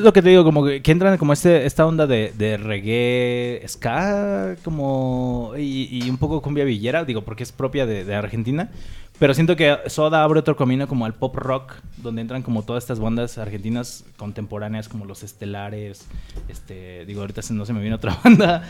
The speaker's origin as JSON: {"language": "Spanish", "country": "Mexico", "said": "somos mexicanos"}